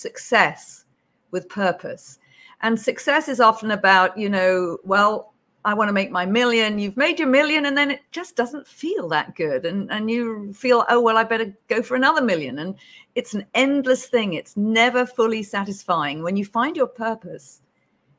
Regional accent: United Kingdom; accent: British; moved away as an adult; also born or lived in Beijing; now in Hawaii, United States; as you can probably tell from my accent, I'm British

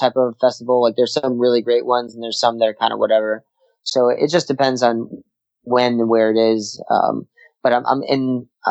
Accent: United States; as an American

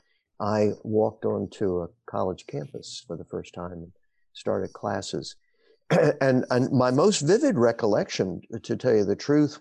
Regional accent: Rockville, Maryland, United States; moved away as an adult; also born or lived in Washington, D.C. / Virginia; now in Storrs, United States; I was born in Washington, D.C., raised in the Maryland suburbs of Wheaton and Rockville, Maryland

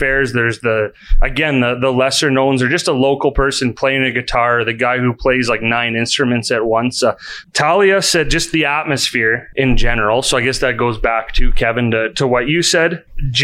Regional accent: Calgary, Alberta, Canada; growing up in Calgary, went to the Stampede

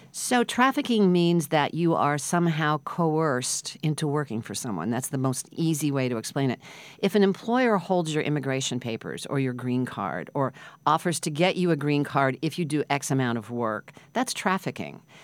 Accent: Midwest, United States; now in New York, United States; I grew up in the Midwest

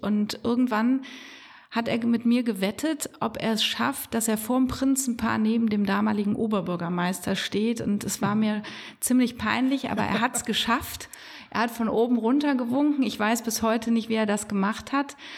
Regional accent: Bonn, North Rhine-Westphalia, Germany; Ich bin in Bonn im Marienhospital geboren

